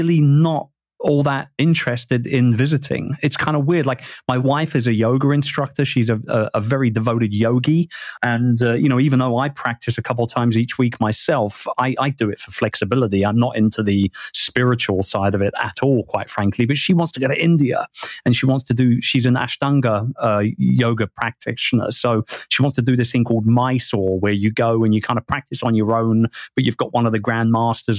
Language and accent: English; London, United Kingdom; moved away as an adult; now in Asia; I grew up in Wimbledon.